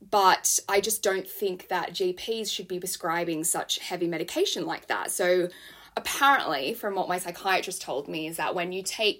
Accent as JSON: {"language": "English", "town": "Sydney", "region": "New South Wales", "country": "Australia", "moved": "yes", "lives_now": "London, United Kingdom", "said": "I am from Sydney, Australia. I'm currently living in London"}